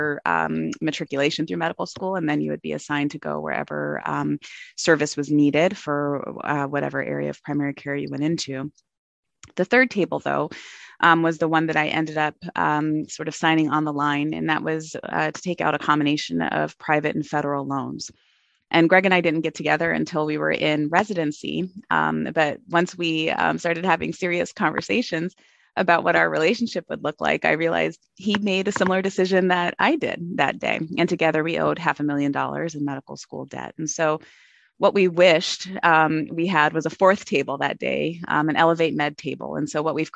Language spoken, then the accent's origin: English; Arizona, United States; moved away; I'm an Arizona native